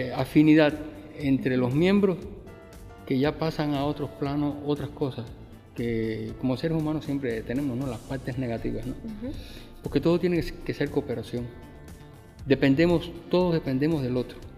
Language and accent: Spanish; Cuba; moved away as an adult; now in Mexico; vengo de, la mayor de las Antillas. Mm. O sea, vengo de Cuba